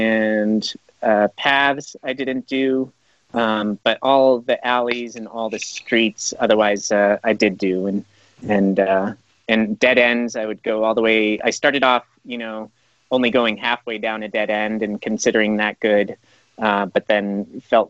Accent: Colorado, United States; He and I grew up together in Colorado.

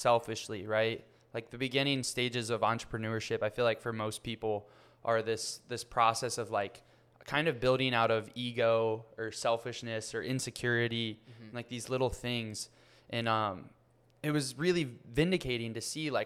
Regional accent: Ohio, United States; now in Miami, United States; my hometown, which is a small, like 100,000 person city in Ohio

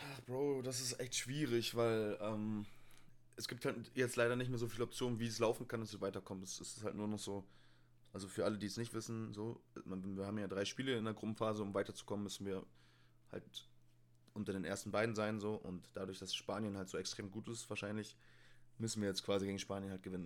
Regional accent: Hamburg, Germany; moved away; in Hamburg, da wo ich herkomme

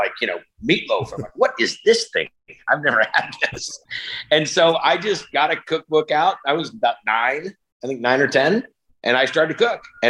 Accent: Northern California, United States; I grew up in Northern California

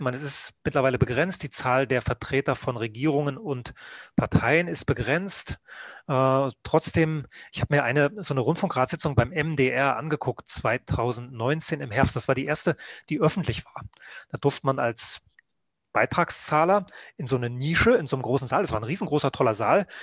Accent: Rügen, Mecklenburg-Vorpommern, Germany; also born or lived in Leipzig; now in Munich, Germany; ich bin Rüganer, also auf der Insel Rügen geboren, habe dann in der DDR Journalist werden wollen

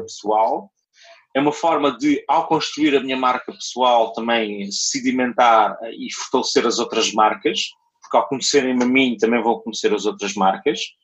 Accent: Portimão, Algarve, Portugal; also born or lived in Lisbon; nasci em Portimão, fui criado em Portimão até aos 18 anos

